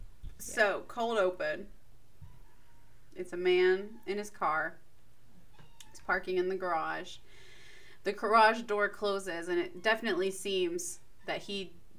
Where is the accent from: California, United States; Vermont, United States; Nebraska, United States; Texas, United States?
Texas, United States; we're from Texas.